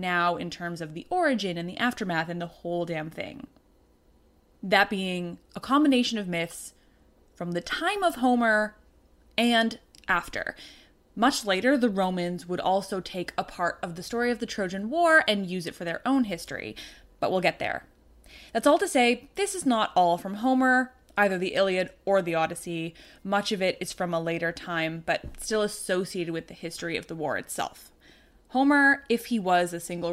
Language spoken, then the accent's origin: English; Canada; I'm Canadian